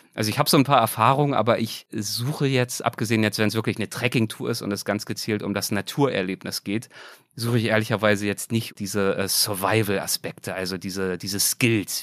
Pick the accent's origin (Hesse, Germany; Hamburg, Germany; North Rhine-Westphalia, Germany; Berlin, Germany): Berlin, Germany; moved away; Ich komme ja ursprünglich aus Berlin